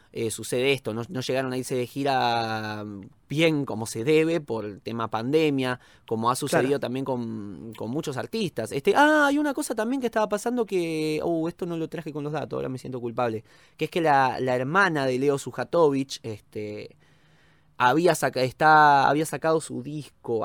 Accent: Argentina; como argentino

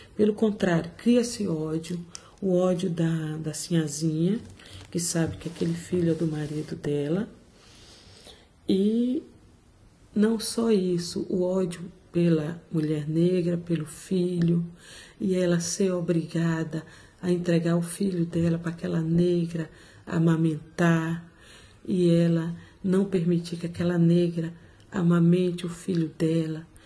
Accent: Salvador, Bahia, Brazil; moved away as an adult; also born or lived in Portugal; now in London, United Kingdom; sou de Salvador. Vivo aqui em Londres há 18 anos.

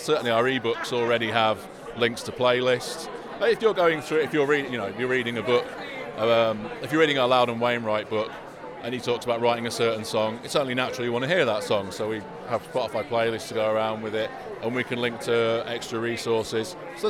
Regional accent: Daventry, East Midlands, United Kingdom; Amazing. Daventry.

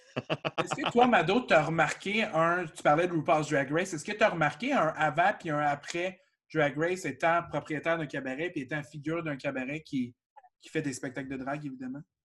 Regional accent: Shawinigan, Quebec, Canada; Je viens de Shawinigan

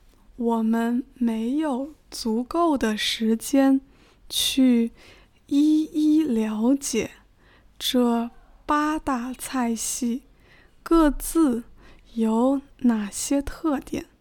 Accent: Hunan, China; moved away; also born or lived in northern China; 因为我的家乡位于湖南省。

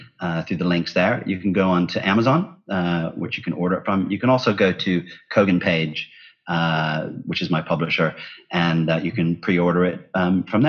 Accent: Ohio, United States; moved away; growing up in Ohio

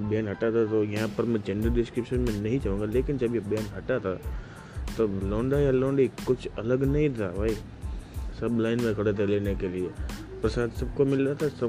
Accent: Gujarat, India; basically मैं गुजरात से हूँ तो गुजरात में इन लोगों ने सिस्टम डाला हुआ है

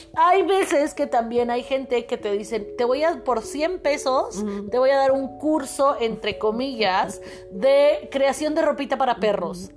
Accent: Mexico; yo soy psicóloga mexicana

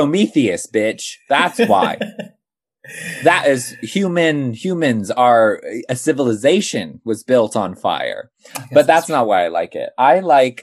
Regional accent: California, United States; now in United Kingdom; I grew up as a camper, but I grew up in California

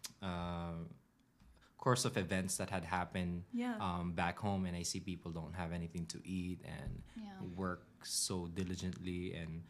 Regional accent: Philippines; moved away; I grew up in the Philippines

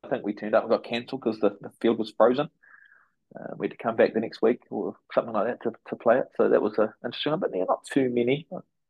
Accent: New Zealand; as a Kiwi guy

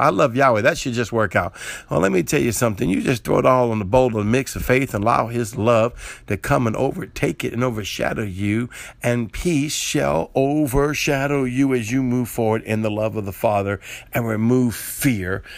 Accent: New Orleans, Louisiana, United States; I'm from the South, right? I'm from New Orleans area, and we make gumbo

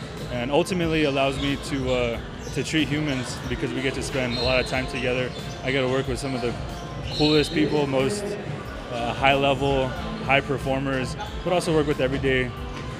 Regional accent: Lordsburg, New Mexico, United States; also born or lived in Madison, Wisconsin; now in Las Cruces, United States; growing up in Lordsburg, we're limited on resources

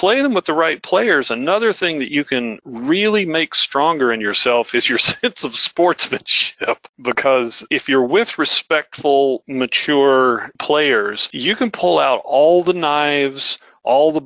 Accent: United States; moved away; also born or lived in Oklahoma / Iowa; I grew up in Flatland, right? Oklahoma, Iowa

